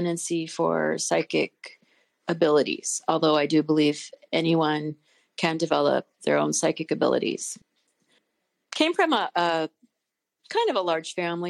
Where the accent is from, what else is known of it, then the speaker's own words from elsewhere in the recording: Pacific Northwest, United States; we grew up in the Pacific Northwest